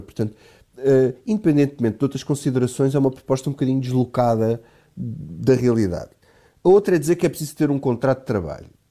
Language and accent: Portuguese; Alentejo, Portugal; now in Lisbon, Portugal; eu, eu, sou do Alentejo e na minha terra acontece exatamente a mesma coisa